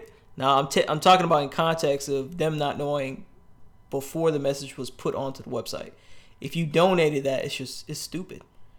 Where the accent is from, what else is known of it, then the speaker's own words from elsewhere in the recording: Florida, United States; I'm from Florida, bro.